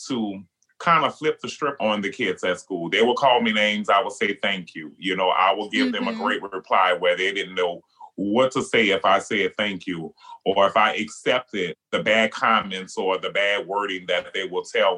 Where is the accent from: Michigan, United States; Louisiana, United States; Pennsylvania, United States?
Louisiana, United States; New Orleans; being Black and being gay and growing up in New Orleans